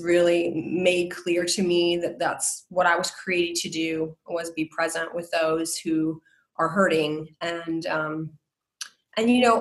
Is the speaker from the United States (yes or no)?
yes; South Florida, United States; moved away; also born or lived in Iowa; I'm from South Florida. And I lived in Iowa for 18 and a half years